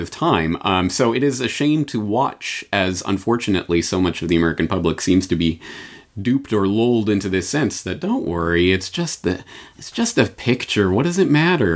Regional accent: Canada; now in Japan; I come at this as a Canadian in Japan

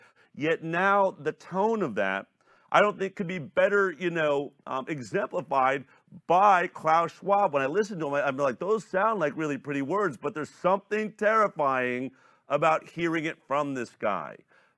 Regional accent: Boulder, Colorado, United States; I grew up in Boulder, Colorado. I was an environmentalist.

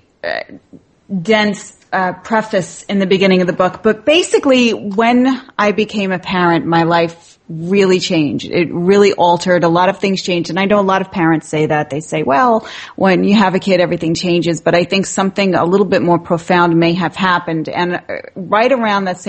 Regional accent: New York City, New York, United States; I come from Brooklyn, New York. I was born and raised in the city

